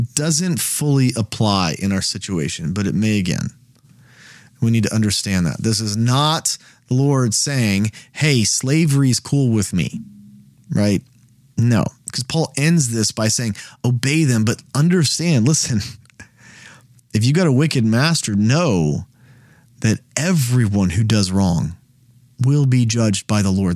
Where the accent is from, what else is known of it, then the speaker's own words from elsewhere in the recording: United States; as an American